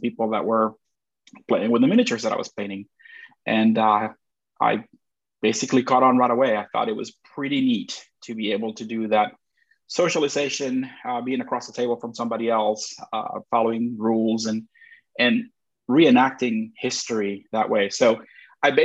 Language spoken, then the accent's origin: English; Puerto Rico; I'm from Puerto Rico